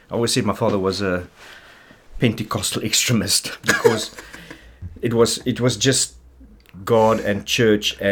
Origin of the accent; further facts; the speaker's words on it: Springs, Gauteng, South Africa; also born or lived in Kimberley / Brakpan; I grew up, the first part of my life until I was about 10 years was in Springs.